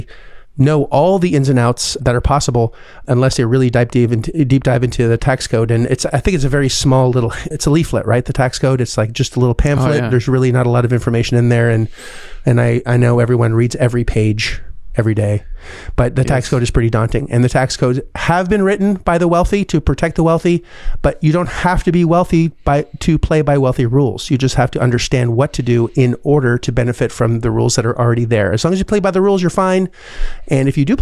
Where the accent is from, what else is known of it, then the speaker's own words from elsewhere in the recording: Canada; as a Canadian citizen